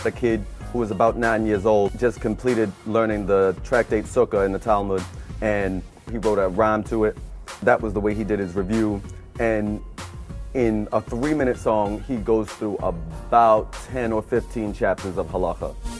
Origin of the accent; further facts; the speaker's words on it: Baltimore, Maryland, United States; now in New York, United States; I was raised in Baltimore by my mother, who raised me by herself on less than $20,000 a year